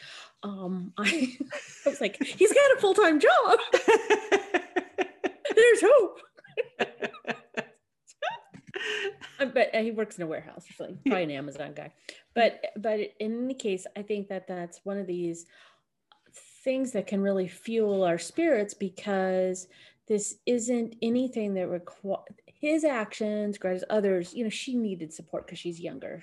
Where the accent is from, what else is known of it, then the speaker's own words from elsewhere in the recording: California, United States; I'm from California